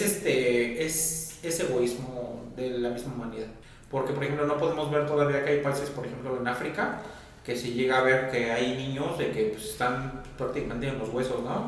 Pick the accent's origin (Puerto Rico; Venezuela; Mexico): Mexico; nosotros también somos un país de Latinoamérica